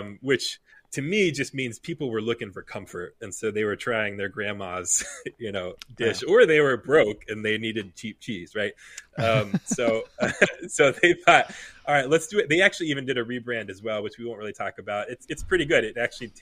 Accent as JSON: {"language": "English", "country": "United States", "said": "we as Americans"}